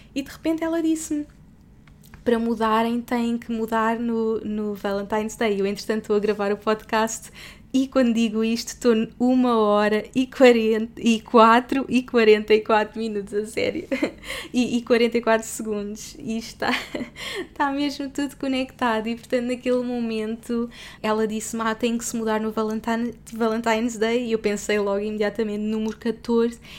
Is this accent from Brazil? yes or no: no; Portugal; moved away as an adult; sou portuguesa